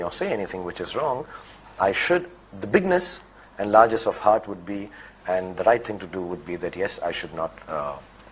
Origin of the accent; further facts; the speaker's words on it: Delhi, India; moved away; I'm from Delhi.